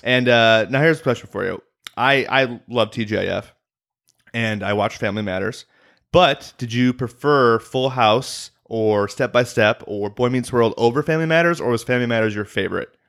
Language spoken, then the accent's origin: English; Illinois, United States; I'm from Illinois, so Chicago is near and dear to my heart